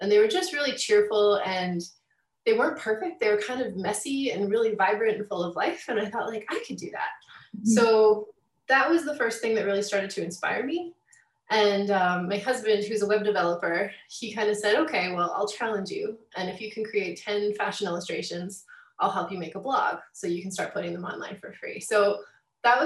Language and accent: English; Calgary, Alberta, Canada; I'm kind of born and raised in Calgary